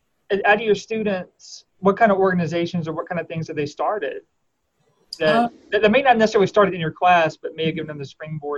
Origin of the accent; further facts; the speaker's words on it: Bossier City, Louisiana, United States; I grew up in Bossier. We both grew up in the same town too.